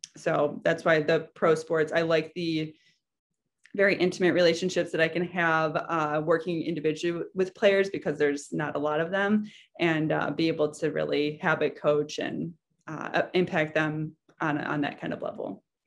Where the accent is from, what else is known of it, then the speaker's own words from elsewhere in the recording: Chicago, Illinois, United States; also born or lived in Massachusetts; I grew up in Chicago, so I knew, that's home for me